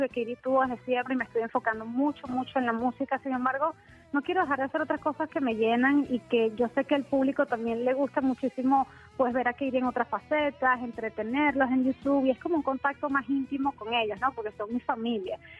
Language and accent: Spanish; Venezuela; moved away as an adult; also born or lived in San Diego, California, United States; now in United States; yo nací en los Estados Unidos, en San Diego, California, pero me fui muy bebé a Venezuela y viví toda mi vida allá